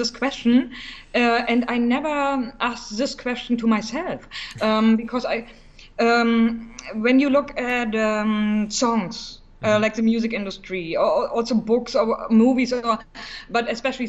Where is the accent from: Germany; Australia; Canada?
Germany; East Germany; English is a second language; also born or lived in Berlin; I'm from East Germany originally, mm-hmm. and I was very small